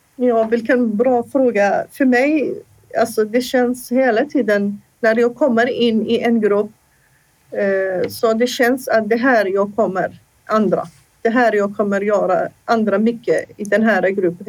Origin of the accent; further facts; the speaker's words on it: Iraq; first language Assyrian; Swedish is a second language; moved away as an adult; now in Sweden; I min hemland jag var hälso och idrottslärare. Jag läste, under, jag läste där i Irak till hälso och idrottslärare